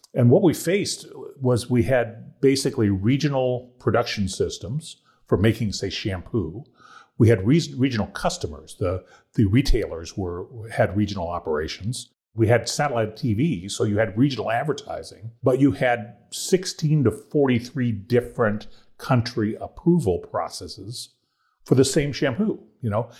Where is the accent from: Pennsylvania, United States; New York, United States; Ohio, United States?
Ohio, United States; now in North Carolina, United States; I'm from Ohio, and I'm, I'm just a transplant to North Carolina